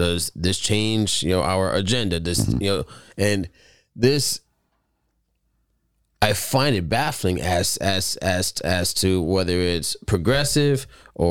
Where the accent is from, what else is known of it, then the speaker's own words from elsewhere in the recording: United States; we as American people